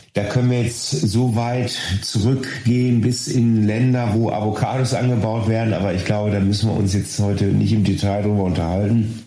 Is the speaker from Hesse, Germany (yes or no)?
no; Ruhr area, North Rhine-Westphalia, Germany; hier bei uns im Ruhrgebiet